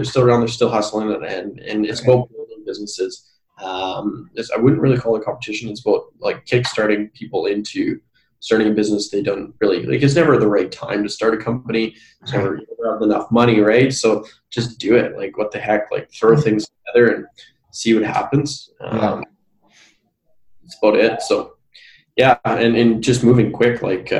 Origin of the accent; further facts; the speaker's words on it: Brandon, Manitoba, Canada; I've already got to about four companies in my hometown of Brandon